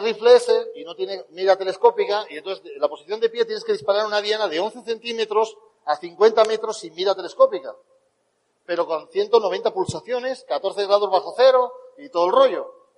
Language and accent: Spanish; Spain; born or raised there